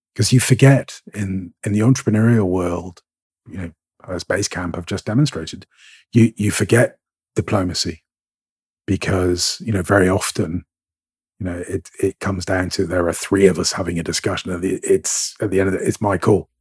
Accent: Scotland, United Kingdom; I'm a Scot.

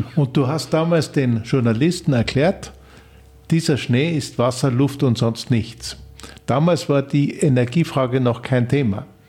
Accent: Austria; Bei uns in Österreich

